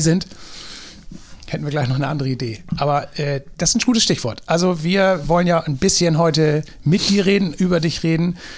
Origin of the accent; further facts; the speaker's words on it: Drochtersen, Lower Saxony, Germany; ich komme aus Drochtersen auf der anderen Elbseite ja. oder Landkreis Stade